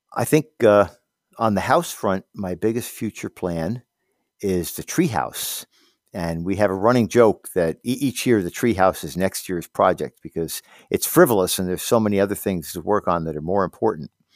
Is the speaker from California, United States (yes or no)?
no; Hawthorne, New York, United States; moved away as an adult; also born or lived in Miami, Florida / Glens Falls, New York; now in Keene, United States; I grew up downstate in Hawthorne in Westchester County